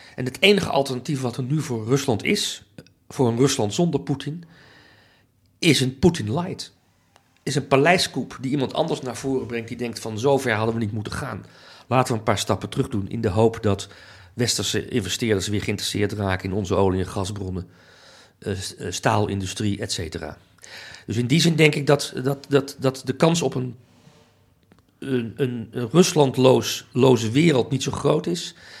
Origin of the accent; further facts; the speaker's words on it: Amsterdam, North Holland, Netherlands; ik ben Nederlander, ik voel me ook een Nederlandse patriot. En dat is toch vooral bij mij, denk ik, gevoed door, oké, Amsterdam, dat voelen me ook, Amsterdammer